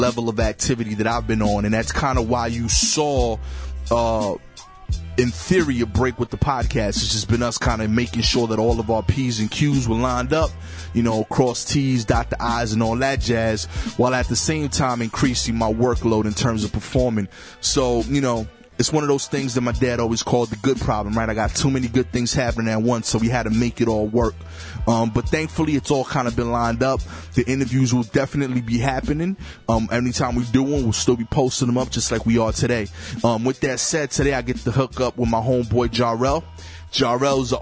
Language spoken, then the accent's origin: English; New York City, New York, United States; I'm from Brooklyn